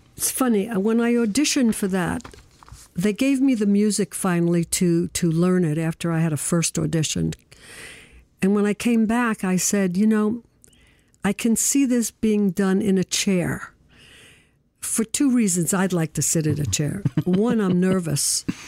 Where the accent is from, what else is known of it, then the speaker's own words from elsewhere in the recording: New York City, New York, United States; I was born in Brooklyn